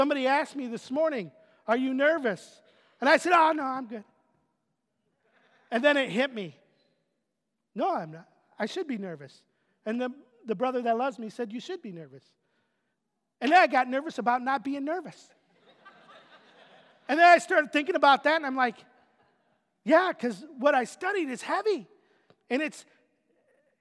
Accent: Otisville, United States; moved away; my hometown of Otisville

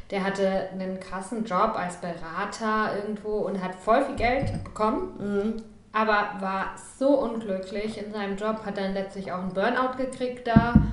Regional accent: near Heidelberg, Baden-Württemberg, Germany; moved away as an adult; now in Berlin, Germany; als ich nach Berlin gezogen bin, vor sieben Jahren. Und ich komme aus Süddeutschland und jetzt mit ein bisschen Alter und ein bisschen Abstand wird mir eigentlich bewusst, was das für ein privilegierter Haufen da unten ist in der Nähe von Heidelberg.

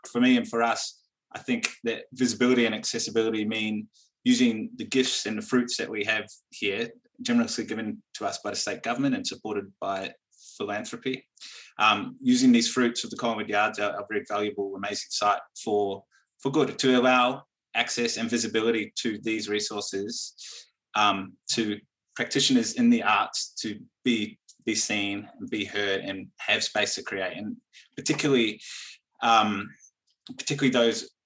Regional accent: Wellington, New Zealand; moved away as an adult; now in Melbourne, Australia; I am originally from Wellington and Aotearoa, New Zealand, and I moved to Melbourne about 10 years ago

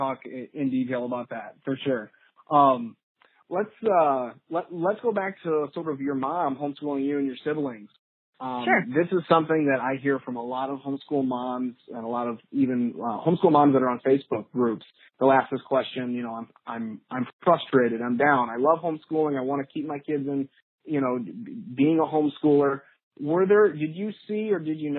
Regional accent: St. Louis, Missouri, United States; growing up in St. Louis, the number one question in St. Louis, of course, is where did you go to high school?

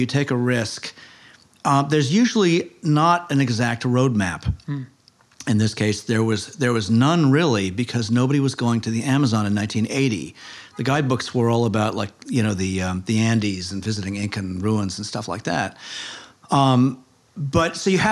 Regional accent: Cambridge, Massachusetts, United States; moved away as an adult; also born or lived in Boston / California; now in New York, United States; Grew up in Cambridge specifically

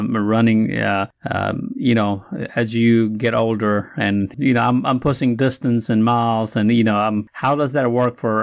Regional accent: Nepal; moved away; I'm from Nepal

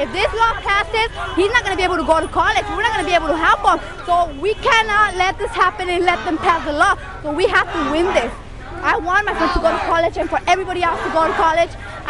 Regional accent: Whittier, California, United States; I'm from here. I was born here, but we need our rights. My parents are Mexican. My grandparents, everybody, all my family is Mexican except for me.

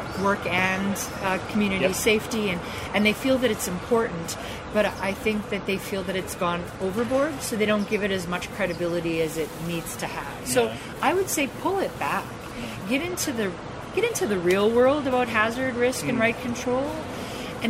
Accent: Canada; being Canadian

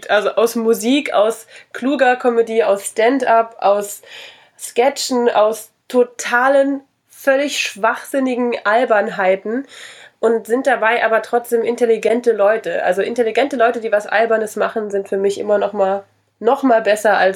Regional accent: Saarland, Germany; born there; Salui ist äh, ganz klein, da bin ich geboren in einer sehr berühmten Klinik, wo mal zwei Babys vertauscht wurden.

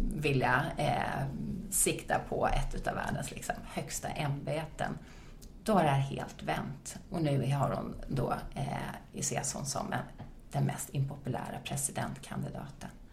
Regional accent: Sweden; also born or lived in United States; jag var från Sweden

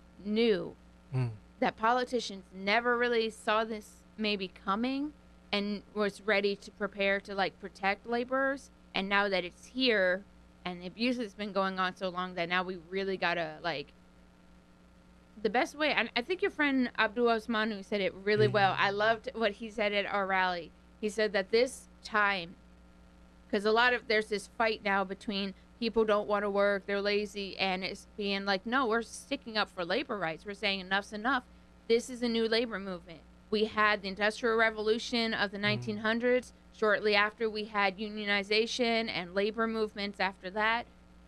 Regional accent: North Haven, Connecticut, United States; also born or lived in Memphis; I lived in Memphis. I grew up in North Haven, but then I went to the University of Memphis.

